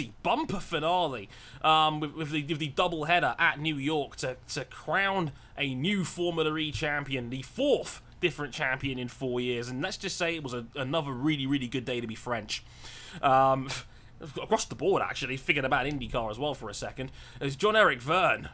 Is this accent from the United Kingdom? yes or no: yes; England, United Kingdom; us English